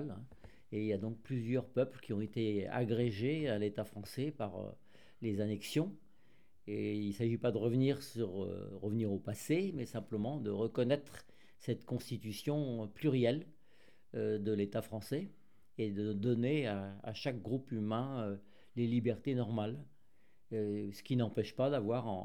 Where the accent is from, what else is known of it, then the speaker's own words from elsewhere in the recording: Upper Brittany, France; also born or lived in Great Britain (born); Je suis de Haute-Bretagne, c'est-à-dire la région de Bretagne où le peu de gens parlent le breton et pas mal parlent le gallo, qui est un dialecte euh, plus proche du français.